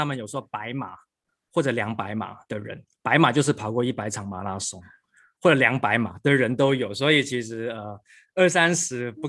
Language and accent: Chinese; Hong Kong; also born or lived in United States; now in Taiwan; 我小时候呃出生在香港，然后求学过程一直都在香港跟美国。那我是一九九九年大学毕业之后呢，就回到台湾